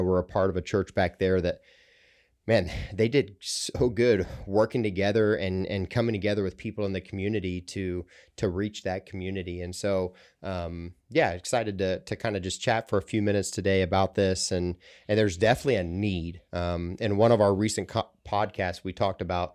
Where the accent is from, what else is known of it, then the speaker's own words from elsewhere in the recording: central Ohio, United States; moved away; I grew up in central Ohio